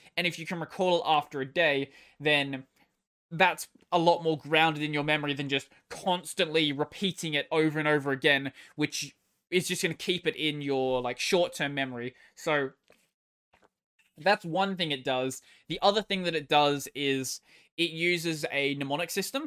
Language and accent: English; Australia; I'm Australian